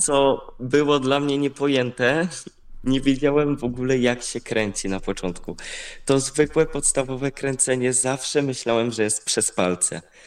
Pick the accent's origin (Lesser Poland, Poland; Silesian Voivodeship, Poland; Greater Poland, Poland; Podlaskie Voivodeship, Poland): Greater Poland, Poland; Kościan; trenowałem w, u siebie w Kościanie